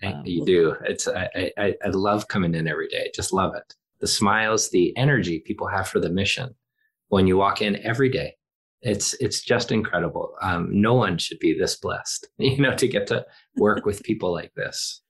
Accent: Philadelphia, Pennsylvania, United States; I'm from Philadelphia

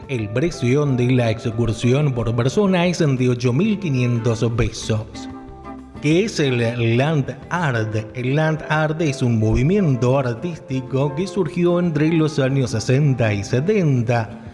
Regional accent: Mendoza, Argentina; aquí en nuestra provincia de Mendoza

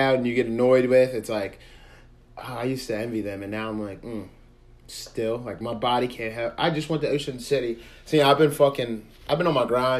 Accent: Pasadena, United States; growing up in Pasadena

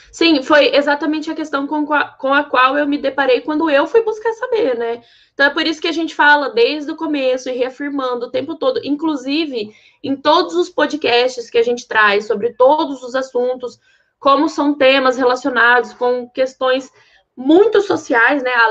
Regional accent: Maringá, Paraná, Brazil; Eu sou de Maringá

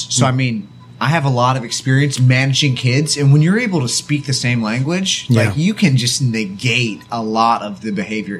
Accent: Lake Forest, California, United States; now in South Korea; I'm from a, I guess, somewhat small town called Lake Forest, California, which is in Orange County. It's about an hour south of L.A. and an hour north of San Diego.

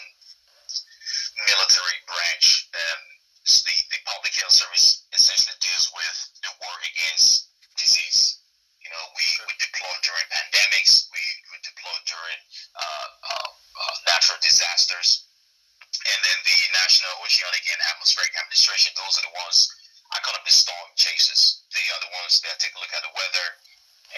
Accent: Nigeria; moved away as an adult; now in United States; I was essentially born and raised in Nigeria. I left there when I was about 20, I'll say.

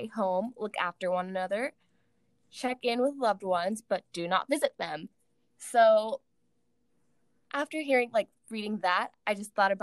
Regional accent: Pacific Northwest, United States; female from the Pacific Northwest, currently recording in Seattle

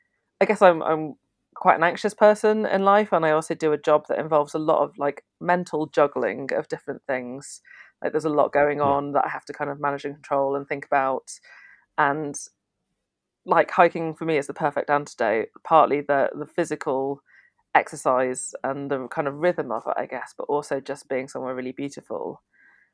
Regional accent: the Wirral, North West England, United Kingdom; also born or lived in Canada; I grew up on the Wirral

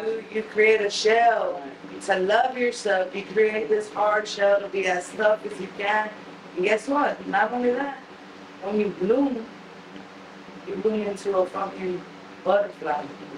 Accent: San Antonio, Texas, United States; born or raised there; also born or lived in Milwaukee, Wisconsin

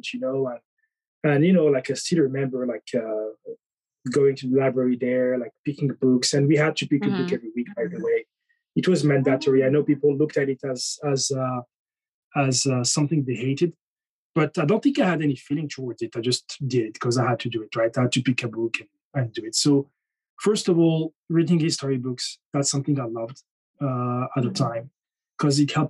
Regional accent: Morocco; moved away; also born or lived in France / United Kingdom; I was born in France, and then I think a few months later, I was in Morocco

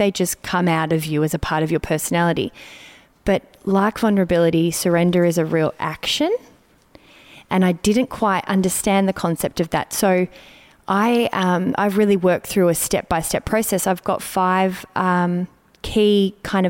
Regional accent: Melbourne, Victoria, Australia; moved away; I'm in Melbourne, which for me brings up many things because it's my hometown and I've lived away for a long time

